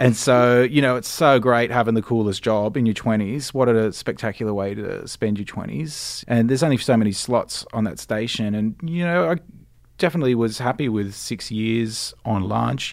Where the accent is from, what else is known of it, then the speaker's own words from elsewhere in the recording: Cronulla, New South Wales, Australia; also born or lived in London; I grew up in sunny Cronulla. I still live there too.